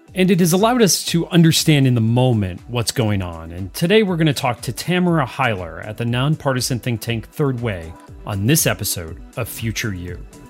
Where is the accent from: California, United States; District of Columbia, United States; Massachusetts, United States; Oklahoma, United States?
District of Columbia, United States; Washington; another think tank here in my hometown of Washington